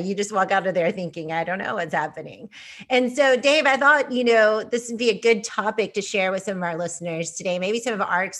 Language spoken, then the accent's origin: English; Texas, United States; also born or lived in Kansas; I came from Texas. I lived in Kansas and that was a new resource for me.